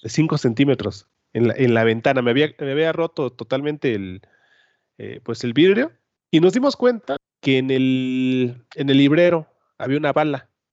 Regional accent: Mexico; como mexicanos

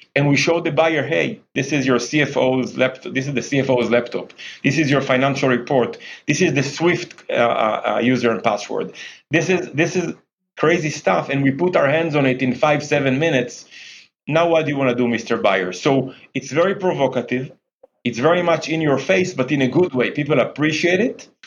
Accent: Jerusalem, Jerusalem District, Israel; I grew up in Jerusalem, playing basketball in the streets of Jerusalem

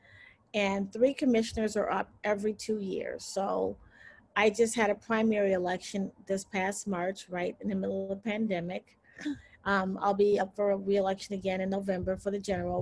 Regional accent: Chicago, Illinois, United States; I did grow up on the South Side. I went to a public school up until grade school, and then I transferred to the University of Chicago Laboratory Schools, which is in Hyde Park

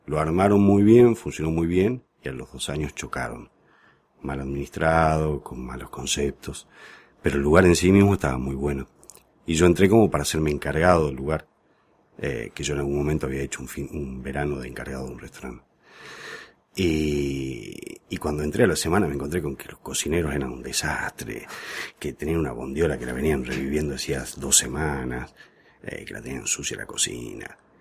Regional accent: Salta, Argentina; moved away as an adult; now in Buenos Aires, Argentina; yo vengo de Salta. Eh, me venía a estudiar acá a Buenos Aires y estoy viviendo acá

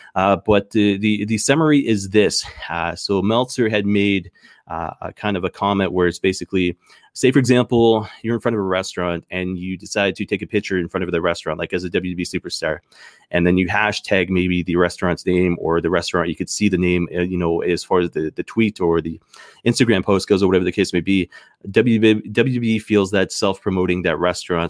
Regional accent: Canada; as a Canadian

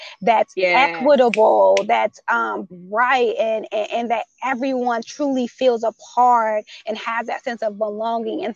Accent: Chicago, Illinois, United States; I'm a Chicagoan

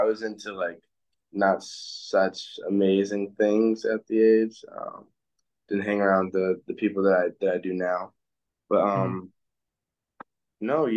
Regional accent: Chicago, Illinois, United States; also born or lived in New Jersey; I grew up right near Austin.

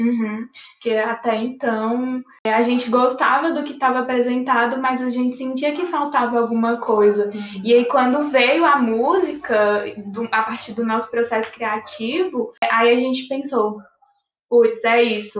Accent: Pará, Brazil; da minha terra, do Pará

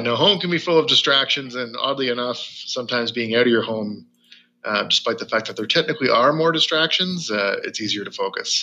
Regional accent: rural Ontario, Canada; I grew up in a in a pretty rural Ontario for most the most part of my life. Small towns.

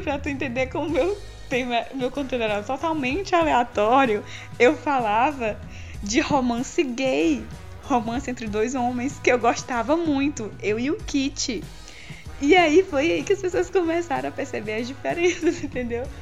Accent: interior of Maranhão, Brazil; now in Teresina, Brazil; morando em, em cidade grande, Teresina, Piauí, porque eu sou do interior do Maranhão

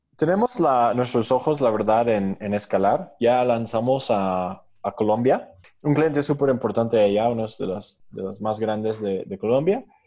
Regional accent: New York, United States; moved away as an adult; now in Mexico; Yo soy originario de Nueva York, hice mi, mi Fulbright eh, beca aquí y es como vine a México hace cinco años

